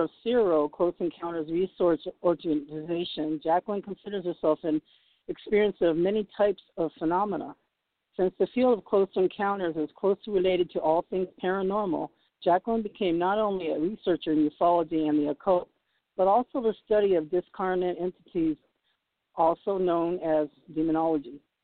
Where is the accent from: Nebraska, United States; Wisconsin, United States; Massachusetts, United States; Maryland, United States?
Massachusetts, United States; Boston; now in Los Angeles, United States; I was born in Boston